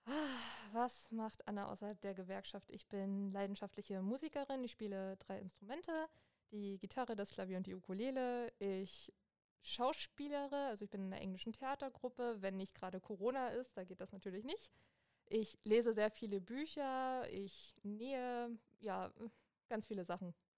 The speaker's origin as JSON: {"language": "German", "town": "Hoyerswerda", "region": "Saxony", "country": "Germany", "moved": "as an adult", "lives_now": "Cottbus, Germany", "said": "Ich komme ursprünglich aus Sachsen und zwar aus Hoyerswerda und ja, wohne jetzt schon seit ein paar Jahren in Cottbus"}